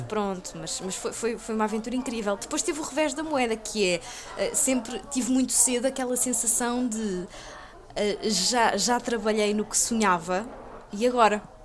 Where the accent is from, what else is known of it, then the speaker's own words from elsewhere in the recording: Lisbon, Portugal; eu sou de Chelas, eu, eu nasci e cresci em Chelas